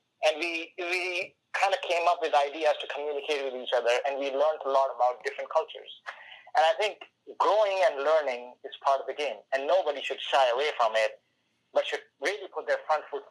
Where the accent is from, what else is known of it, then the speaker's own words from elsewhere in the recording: India; The second thing is, growing up in India, which is a developing country and a third world country, you know, not a lot of opportunities for people to grow there.